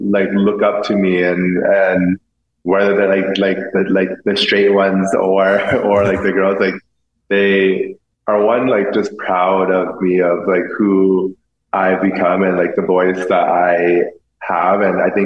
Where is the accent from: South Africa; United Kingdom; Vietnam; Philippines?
Vietnam; English is a second language; not knowing like really any English, like not being around, like being gay was not the normal of growing up in Vietnam.